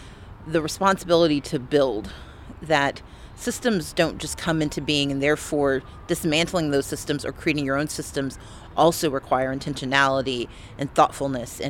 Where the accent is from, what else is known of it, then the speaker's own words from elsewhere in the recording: United States; I am an American